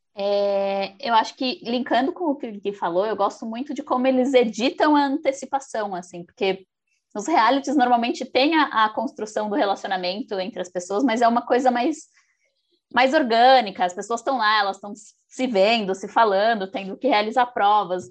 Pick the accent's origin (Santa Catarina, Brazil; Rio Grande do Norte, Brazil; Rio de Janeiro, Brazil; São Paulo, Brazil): São Paulo, Brazil; eu sou de São Paulo